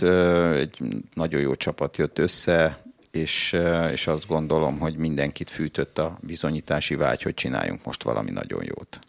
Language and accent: Hungarian; Budapest, Hungary; pesti fiú vagyok, aki mindig focizott a téren, az iskolában